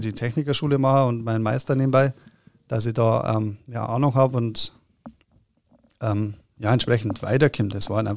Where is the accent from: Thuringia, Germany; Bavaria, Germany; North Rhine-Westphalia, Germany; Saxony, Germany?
Bavaria, Germany; Erding; ich bin aus Erding, da gibt es ja auch eine Brauerei